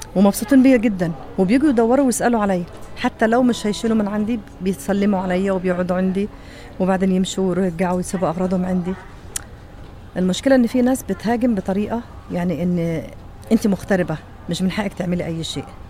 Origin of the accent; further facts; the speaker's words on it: Egypt; now in Saudi Arabia; انا مصريه